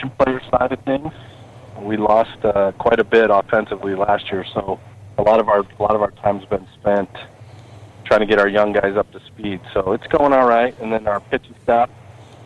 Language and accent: English; Oregon, United States; moved away as an adult; also born or lived in South Dakota / Virginia; now in Lewiston, United States; I grew up in Oregon and went to junior college ball in Portland for 2 years